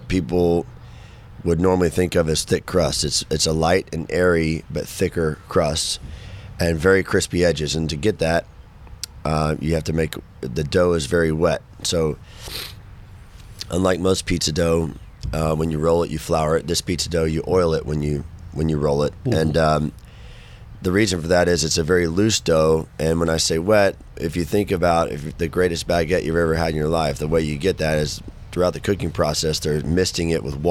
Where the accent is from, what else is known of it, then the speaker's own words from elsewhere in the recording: Fort Worth, Texas, United States; also born or lived in Denton area, Texas; Fort Worth, you know, my hometown